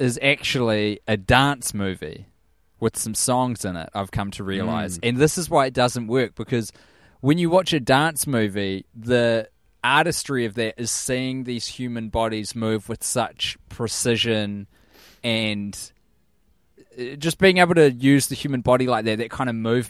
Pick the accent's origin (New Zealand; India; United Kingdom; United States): New Zealand; I'm from New Zealand and I don't know what Puzzling